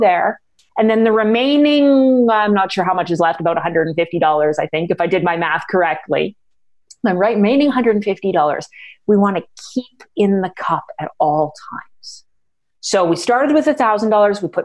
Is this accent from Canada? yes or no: yes; Canada; I'm Canadian, so I'm going to be using dollars